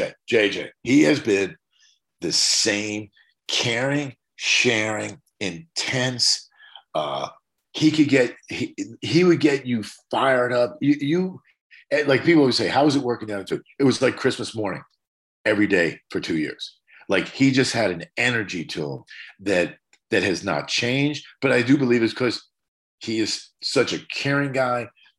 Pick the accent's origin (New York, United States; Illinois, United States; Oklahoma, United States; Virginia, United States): New York, United States; especially being a New Yorker, because New Yorkers had a certain set of rules.